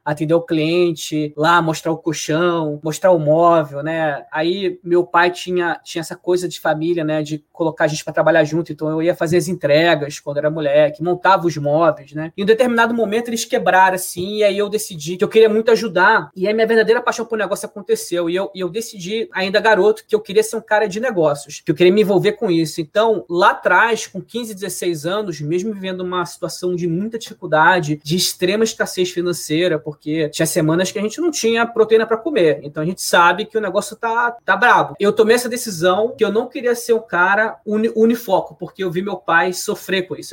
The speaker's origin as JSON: {"language": "Portuguese", "region": "Rio de Janeiro", "country": "Brazil", "moved": "as an adult", "lives_now": "São Paulo, Brazil", "said": "sou carioca"}